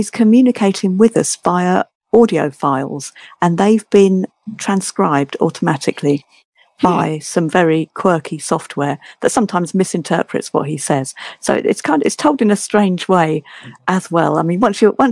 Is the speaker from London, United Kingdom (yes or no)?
yes; London, United Kingdom; I'm from across the pond. I live in London, and I am a Londoner.